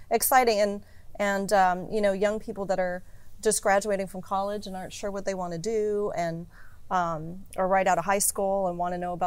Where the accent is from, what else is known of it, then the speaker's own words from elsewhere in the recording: Arizona, United States; now in Los Angeles, United States; I'm from a small town in Arizona